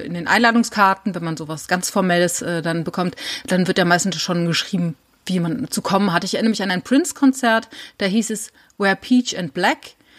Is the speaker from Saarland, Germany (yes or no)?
yes; Saarland, Germany; Ich komme ja aus dem Saarland